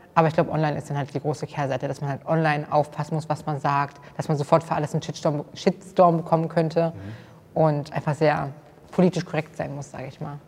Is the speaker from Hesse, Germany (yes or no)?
yes; Kassel, Hesse, Germany; ich komme aus Kassel